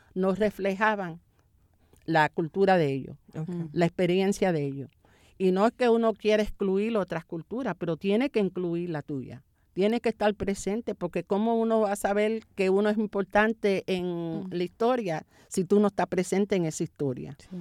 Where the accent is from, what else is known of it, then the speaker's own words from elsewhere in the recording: New York, United States; moved away; Mi hermano, mi hermana y yo nacimos en Nueva York